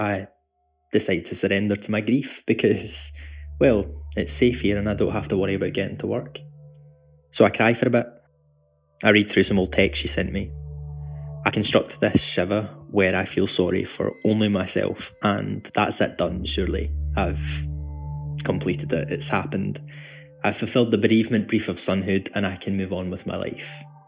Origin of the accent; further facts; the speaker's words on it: Glasgow, Scotland, United Kingdom; I'm from Glasgow, which is where I'm talking to you from right now.